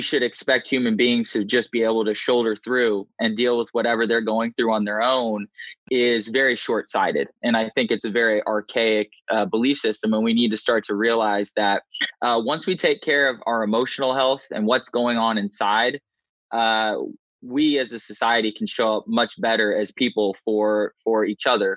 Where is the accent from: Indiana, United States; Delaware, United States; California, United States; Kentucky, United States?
Indiana, United States; moved away as an adult; also born or lived in Raleigh, North Carolina; I grew up in Indiana to a loving set of parents and a sibling